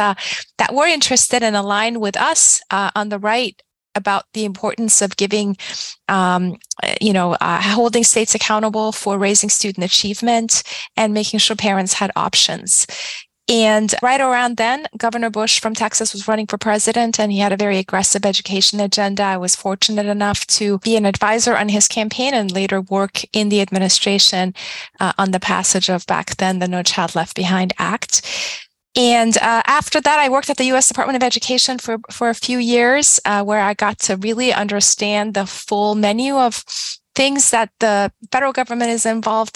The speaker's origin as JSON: {"language": "English", "country": "Iran", "tie": "born or raised there", "also_born_or_lived": "Blacksburg, Virginia / Washington, District of Columbia, United States", "moved": "yes", "said": "I was born and raised in Iran, left Iran in 1983"}